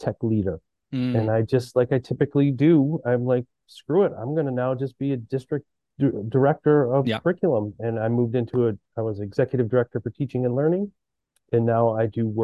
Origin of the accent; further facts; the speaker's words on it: Massachusetts, United States; I'm from Massachusetts